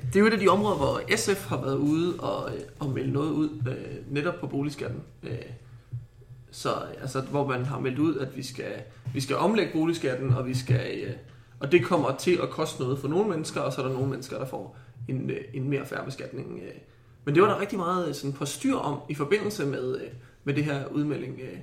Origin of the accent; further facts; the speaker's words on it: Haslev, Zealand, Denmark; now in Copenhagen, Denmark; Jeg kommer fra Haslev på Sydsjælland